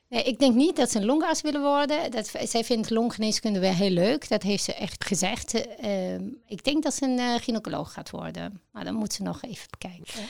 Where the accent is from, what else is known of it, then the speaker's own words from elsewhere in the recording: Egypt; Dutch is a second language; moved away as an adult; now in Netherlands; ik ben in Egypte geboren en ehm, sinds het jaar 2000 in Nederland gekomen